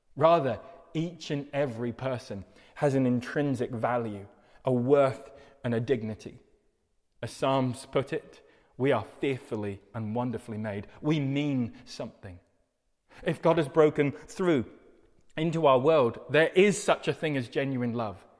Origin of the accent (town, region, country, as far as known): United Kingdom